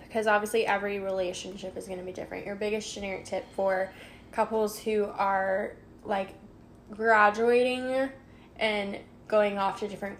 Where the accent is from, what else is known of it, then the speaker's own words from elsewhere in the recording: Illinois, United States; born there; My mom was born and raised in Illinois, I think. {S2} Yeah. {S1} I know she lived there a lot. and I was born there